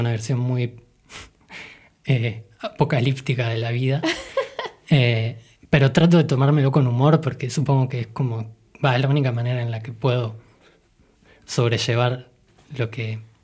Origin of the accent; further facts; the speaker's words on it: Argentina; las cosas que nosotros veíamos en nuestra infancia acá en Argentina